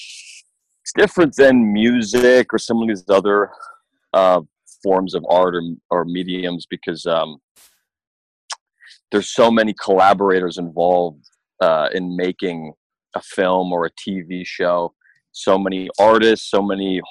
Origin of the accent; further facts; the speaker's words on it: Toronto, Ontario, Canada; I grew up in the hood in Toronto